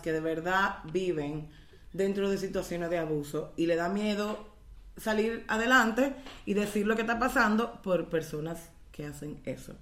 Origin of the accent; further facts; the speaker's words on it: Dominican Republic; como dominicanas